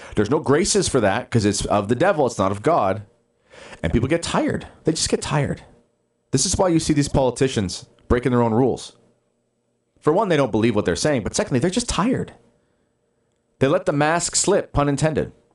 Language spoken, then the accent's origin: English; Justin Bieber's hometown, Ontario, Canada; born or raised there